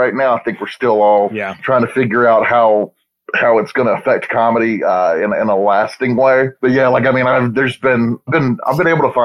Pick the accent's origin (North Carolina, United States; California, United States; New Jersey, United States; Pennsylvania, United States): North Carolina, United States; Thomasville; also born or lived in Greensboro, North Carolina; I'm originally from North Carolina. I grew up in Thomasville, North Carolina